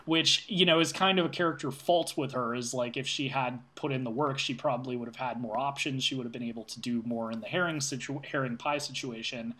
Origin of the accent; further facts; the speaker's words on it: near San Francisco, California, United States; my hometown's near San Francisco